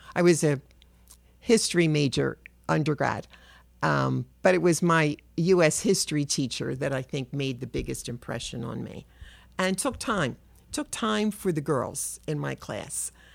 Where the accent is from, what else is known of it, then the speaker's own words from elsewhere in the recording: Philadelphia, Pennsylvania, United States; I'm a Philly kid. I was born in South Philadelphia. I grew up in Southwest